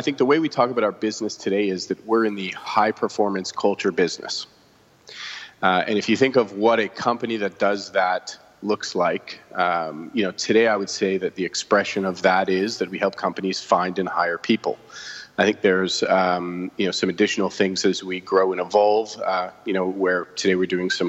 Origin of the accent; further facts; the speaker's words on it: Toronto, Ontario, Canada; moved away as an adult; now in Vancouver, Canada; born and raised in Toronto